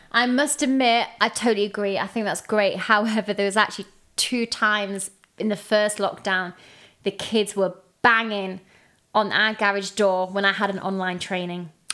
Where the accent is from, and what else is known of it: England, United Kingdom